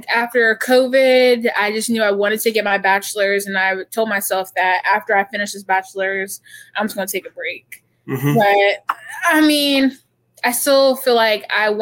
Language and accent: English; Chesapeake, Virginia, United States; growing up in Chesapeake, Virginia